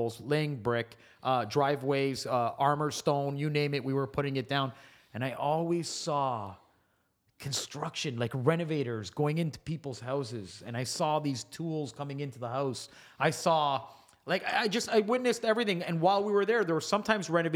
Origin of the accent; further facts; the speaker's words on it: Mississauga, Ontario, Canada; also born or lived in Woodbridge; growing up in Malton